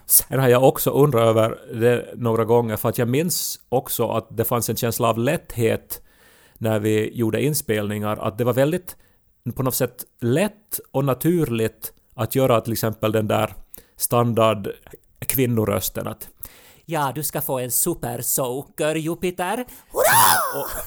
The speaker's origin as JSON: {"language": "Swedish", "region": "Ostrobothnia", "country": "Finland", "accent": "Ostrobothnian dialect", "said": "jag har också österbottniska vänner som jag inte talar dialekt med."}